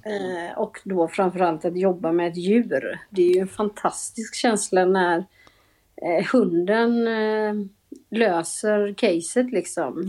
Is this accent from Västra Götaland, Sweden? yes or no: yes; Gothenburg, Västra Götaland, Sweden; jag kommer ju från Göteborg, det kanske hörs